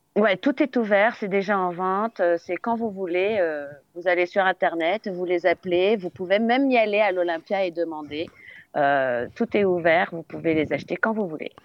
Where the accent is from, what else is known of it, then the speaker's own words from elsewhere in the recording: Poitou-Charentes, Nouvelle-Aquitaine, France; also born or lived in United States; J'ai grandi dans le Poitou-Charentes